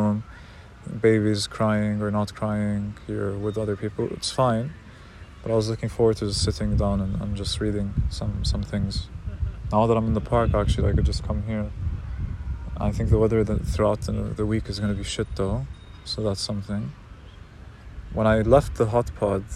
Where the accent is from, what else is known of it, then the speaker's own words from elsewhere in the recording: Palestine; I'm Palestinian